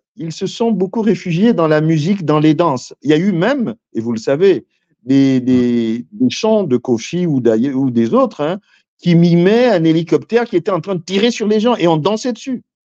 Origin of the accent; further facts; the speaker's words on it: Pointe-Noire, Republic of the Congo; je suis de Pointe-Noire, je suis Vili